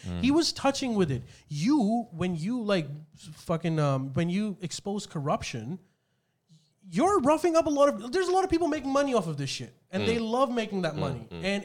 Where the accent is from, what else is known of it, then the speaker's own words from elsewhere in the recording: Pakistan; moved away; when I was growing up in Pakistan, we still have our own version of witch hunts